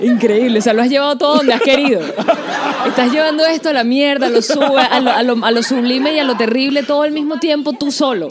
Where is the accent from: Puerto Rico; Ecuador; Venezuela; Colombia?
Venezuela; moved away